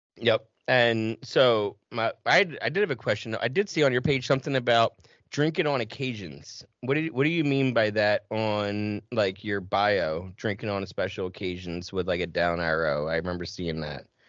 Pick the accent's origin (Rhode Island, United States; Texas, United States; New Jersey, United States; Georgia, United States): New Jersey, United States; I grew up in South Jersey